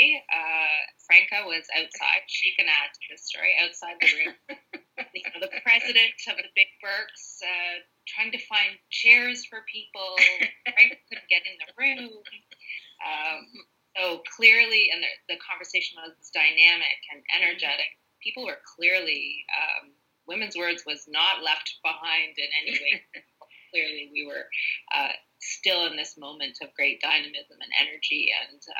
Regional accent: Toronto, Ontario, Canada; moved away as an adult; now in North Bay, Canada; I was born and raised in the Toronto area

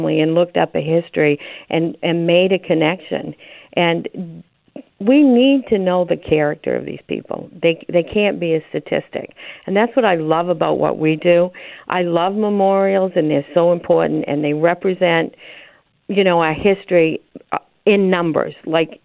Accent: Maine, United States; I'm from Maine.

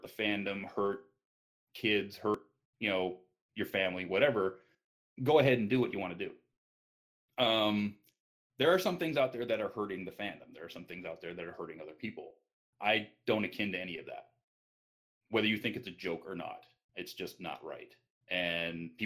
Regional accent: near Detroit, Michigan, United States; moved away; also born or lived in Las Vegas; Everybody knows I grew up in the Michigan area. I grew up near Detroit

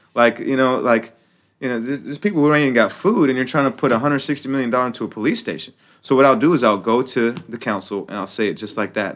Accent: United States; I'm American, right? So it's like, I'm a Muslim American

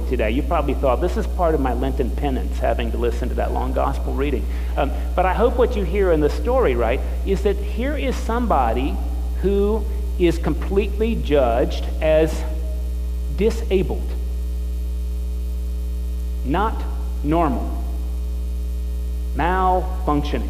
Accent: United States; being born American

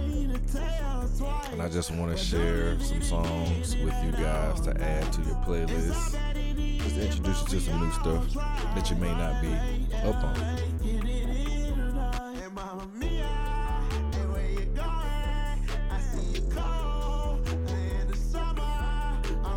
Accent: Atlanta, Georgia, United States; I am from Atlanta.

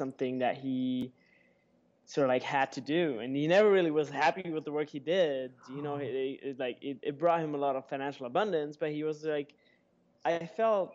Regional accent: Germany; moved away; I'm originally from Germany

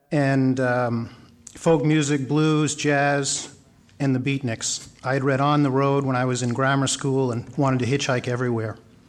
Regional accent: New York City, New York, United States; I was born in New York City in March 1947

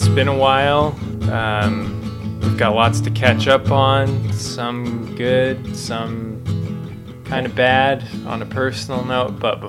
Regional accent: Utah, United States; now in Long Beach, United States; so I'm from Utah. I'm very happy to be moved away from Utah and living in Long Beach, California now.

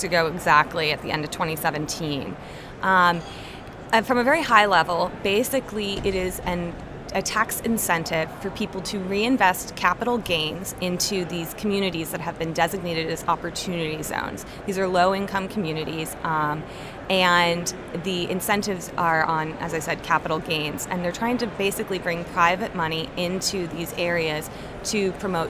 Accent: Northern Virginia, United States; I grew up in Northern Virginia.

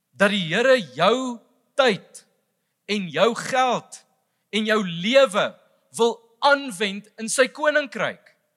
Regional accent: South Africa; vir ons as Suid-Afrikaners

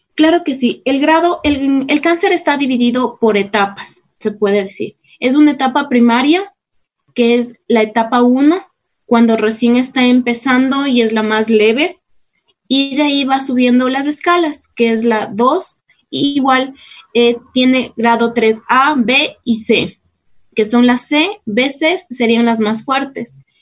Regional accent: Cayambe, Pichincha, Ecuador; now in Quito, Ecuador; yo soy de Cayambe, soy cayambeña, nací acá en Quito, pero fui a vivir en Cayambe, después a mis 22 años regresé acá a Quito

